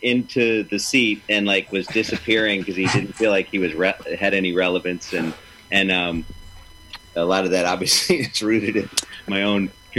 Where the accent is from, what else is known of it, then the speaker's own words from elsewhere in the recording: Chicago, Illinois, United States; moved away as an adult; also born or lived in Los Angeles; now in New York, United States; I was originally from Chicago. It's my hometown.